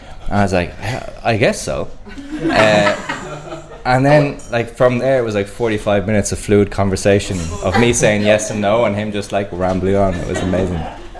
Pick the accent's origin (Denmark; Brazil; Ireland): Ireland; Mullingar, Westmeath; now in Dublin, Ireland; So I moved from Mullingar to Dublin, so it was kind of, you know, country mouse to city mouse